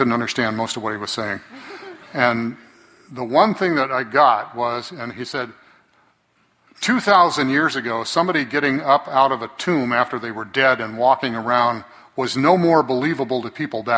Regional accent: Fresno, California, United States

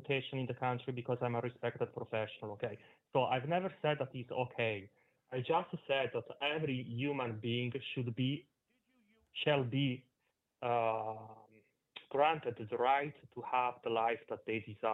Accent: Italy; moved away; I'm originally from Italy

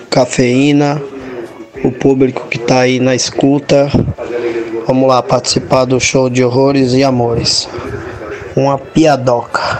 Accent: São Paulo, Brazil; sou de São Paulo, aqui Moema.

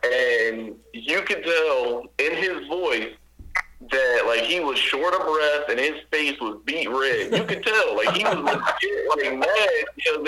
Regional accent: Ohio, United States; moved away; my hometown growing up, Saturday morning, 2 a.m., Channel 50, Sports Channel Ohio

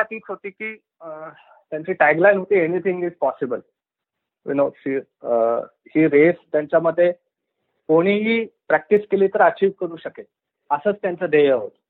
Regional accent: Pune, Maharashtra, India; मी आणि माझी बहीण आम्ही पुण्यात वाढलो आणि आमच्या घरापासून अक्षरशः पाचशे मीटरवर टिळक टँक नावाचा मोठा स्विमिंग पूल होता

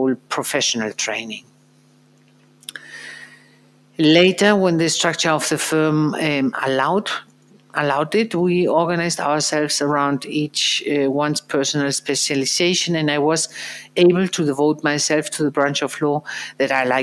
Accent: Madrid, Community of Madrid, Spain; after I received a school education in Madrid, in my hometown

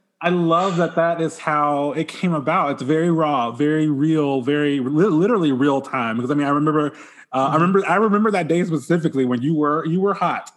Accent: Bay Minette, Alabama, United States; my hometown of Bay Minette

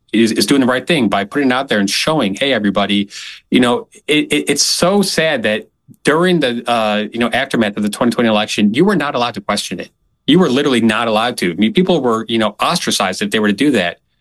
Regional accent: Illinois, United States; moved away; also born or lived in South Carolina; I lived in South Carolina for many years, and I, you know, recently moved back to my home state of Illinois

